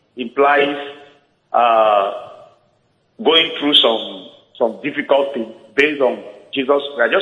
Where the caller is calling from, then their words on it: Canada; calling from Canada.